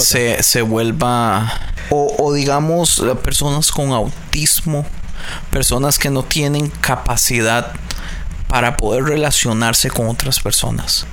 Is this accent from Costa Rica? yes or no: yes; Costa Rica; now in California, United States; yo soy de Costa Rica